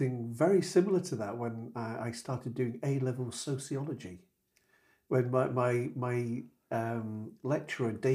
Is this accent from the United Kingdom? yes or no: yes; Corby, East Midlands, United Kingdom; I'm a boy from Corby